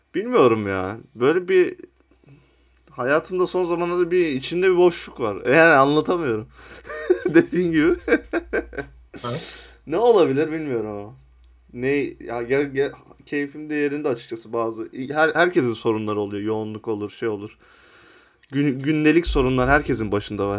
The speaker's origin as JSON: {"language": "Turkish", "region": "Sivas Province", "country": "Turkey", "said": "ben mesela kendim Sivaslıyım"}